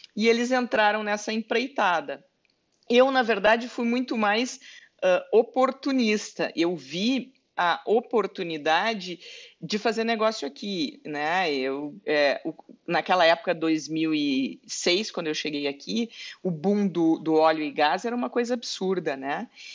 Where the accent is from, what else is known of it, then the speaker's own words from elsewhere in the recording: Rio Grande do Sul, Brazil; moved away as an adult; now in Canada; para mim que sou gaúcha